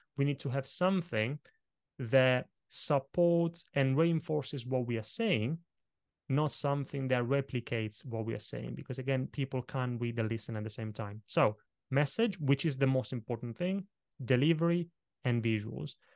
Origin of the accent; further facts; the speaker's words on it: Italy; English is a second language; moved away; kid growing up in Italy, I grew up in a family of very small business owners